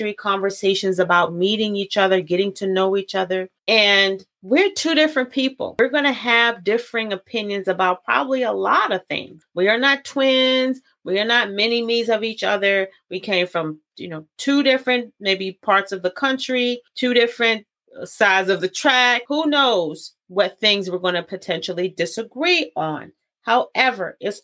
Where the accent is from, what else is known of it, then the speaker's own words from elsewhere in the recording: Baltimore, Maryland, United States; I'm from Baltimore